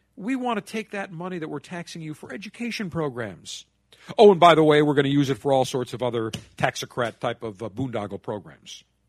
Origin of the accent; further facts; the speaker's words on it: Buffalo, New York, United States; Buffalo, my hometown